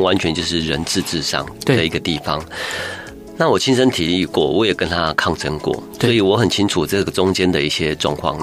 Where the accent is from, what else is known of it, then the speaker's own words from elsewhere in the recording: Taiwan; 我们台湾人